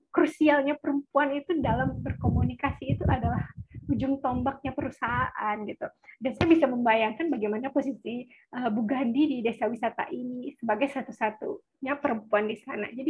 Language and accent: Indonesian; Sumatra, Indonesia; saya juga menemui banyak beberapa desa wisata yang gagal khususnya di daerah saya di Sumatera